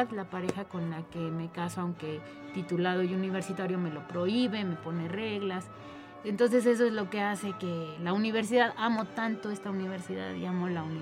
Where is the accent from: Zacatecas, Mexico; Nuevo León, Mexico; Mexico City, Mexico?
Mexico City, Mexico; born there; Este, bueno, pues yo nací en la Ciudad de México. Ahí ya aprendí lengua de señas a los dos años de edad.